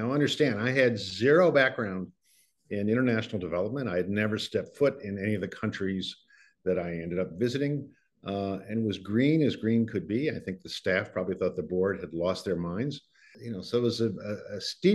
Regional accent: St. Louis, Missouri, United States; moved away as an adult; also born or lived in Massachusetts / New York; I was born in St. Louis

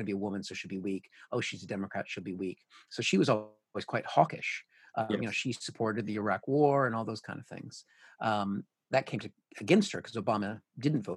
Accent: Washington, United States; moved away as an adult; now in United Kingdom; my home state, Washington, is 100% postal voting

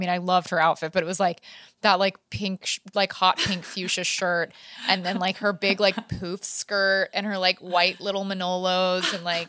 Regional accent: Manhattan, New York, United States; You know, I'm from Manhattan. I don't know about cows.

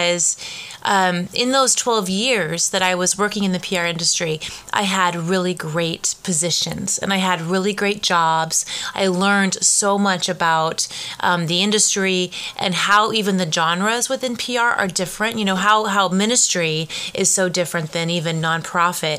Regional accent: Carlsbad, California, United States; also born or lived in Arizona; born and raised in Carlsbad, which is a local little kind of beach community just about an hour south from here

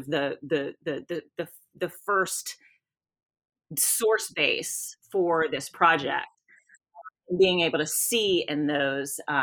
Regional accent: South Louisiana, United States; moved away as an adult; now in Knoxville, United States; I'm from South Louisiana

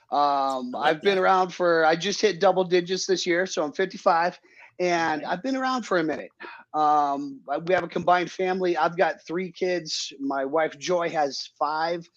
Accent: Phoenix, Arizona, United States; also born or lived in Maui, Hawaii; now in Utah, United States; I grew up in Phoenix, but I traveled extensively and actually ended up in Hawaii

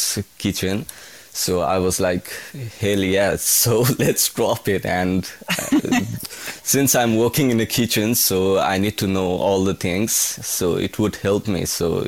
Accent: Nepal; So I'm from Nepal, the beautiful country in the whole world, I would say. So I'm from Nepal, and basically I'm from a middle class family back in Nepal.

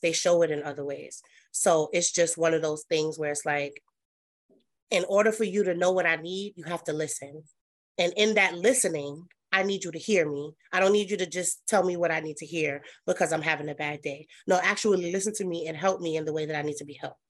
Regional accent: New York City, New York, United States; I am from Brooklyn, New York. Um, that's where I was born and raised

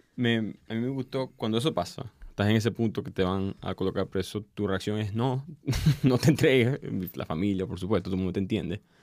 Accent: Maracaibo, Zulia, Venezuela; soy de Maracaibo

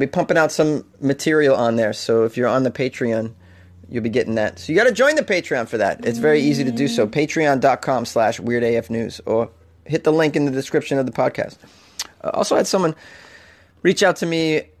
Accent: Canada; I'm from Canada. I don't feel compelled to lock my apartment door

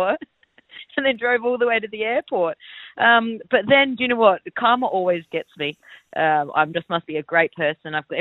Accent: Adelaide, South Australia, Australia; I'm from Adelaide

